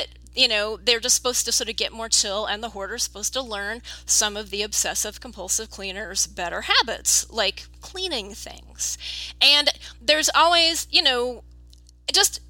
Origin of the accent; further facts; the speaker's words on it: United States; a person growing up in America